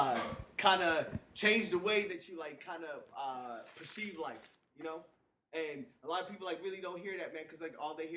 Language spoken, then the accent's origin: English; Cairo, Cairo Governorate, Egypt; Born and raised. Okay, see, I was born in Cairo, Egypt